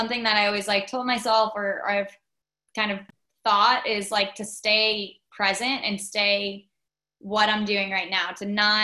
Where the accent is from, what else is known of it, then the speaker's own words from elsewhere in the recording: Long Island, New York, United States; we grew up on Long Island